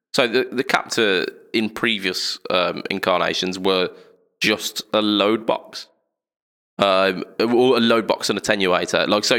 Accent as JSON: {"language": "English", "country": "United Kingdom", "said": "as British people"}